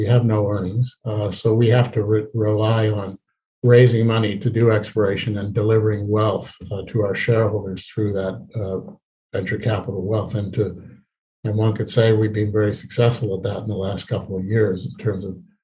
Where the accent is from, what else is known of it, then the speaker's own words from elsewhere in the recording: Canada; also born or lived in British Columbia; we as Canadian explorers